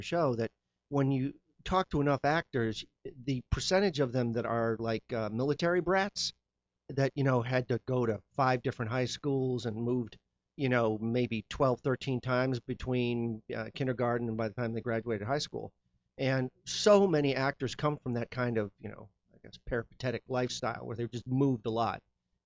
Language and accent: English; Lindenhurst, Illinois, United States; moved away as an adult; also born or lived in Syracuse, New York / Bay Area, California; when I was 10, we moved to the Chicago area from a little town about an hour north of Chicago called Lindenhurst